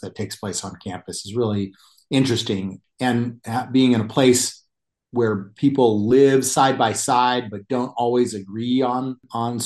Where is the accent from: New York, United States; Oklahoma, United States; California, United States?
California, United States; Isla Vista; I grew up in Isla Vista